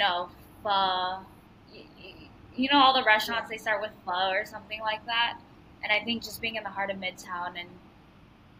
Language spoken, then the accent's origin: English; Vietnam; moved away; I was born in Vietnam